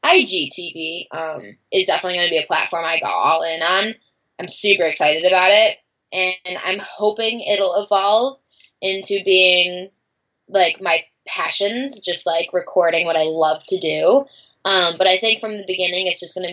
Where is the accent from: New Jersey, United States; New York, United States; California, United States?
New York, United States; Buffalo; Growing up in Buffalo, New York, it's very, you know, black and white